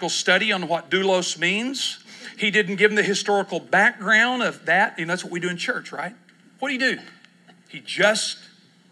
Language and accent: English; Texas, United States; now in Oklahoma City, United States; I grew up in Texas